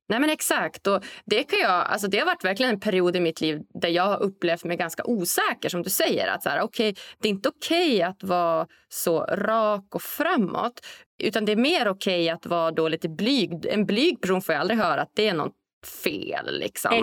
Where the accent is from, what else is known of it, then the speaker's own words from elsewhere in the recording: Norrland, Sweden; jag är norrlänning